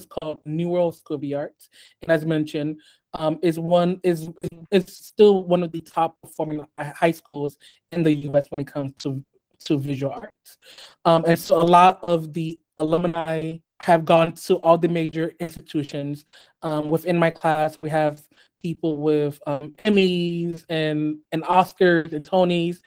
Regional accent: United States; also born or lived in Haiti; I grew up here in the US.

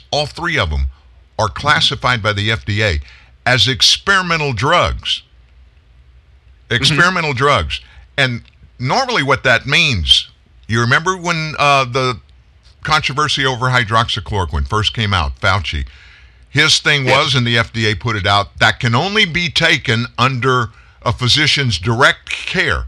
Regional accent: the South, United States; I'm from the South

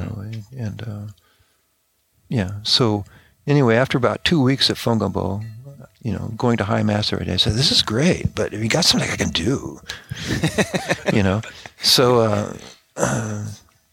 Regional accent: Oregon, United States; also born or lived in France; now in Oklahoma, United States; I grew up in Oregon.

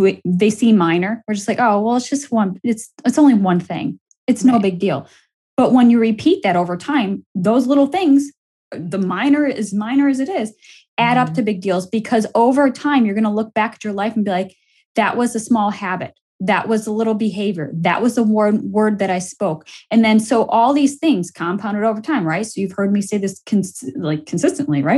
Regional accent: Buffalo, New York, United States; moved away; I headed it back to my hometown of Buffalo, New York

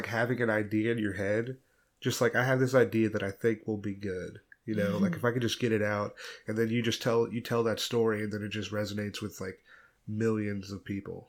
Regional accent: Peachtree City, Georgia, United States; also born or lived in Raleigh; I grew up, like, in Peachtree City.

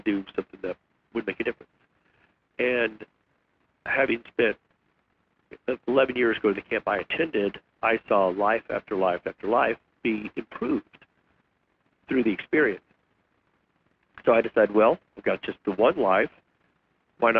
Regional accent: West Texas, United States; I grew up in West Texas

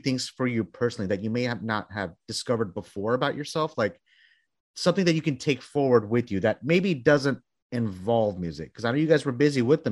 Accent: Texas, United States; I'm from Texas

